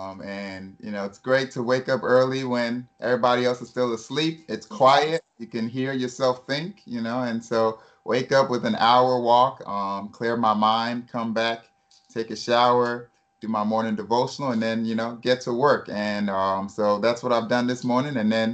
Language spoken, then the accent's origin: English; United States; born there; And then in 1986, I was born, and I was born here in the States.